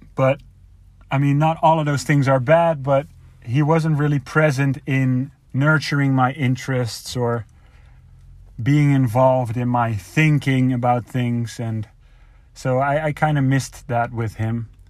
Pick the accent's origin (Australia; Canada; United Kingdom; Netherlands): Netherlands; moved away as an adult; now in United States; I am a Dutch native, so that means I'm from Europe. I uh, live mainly in America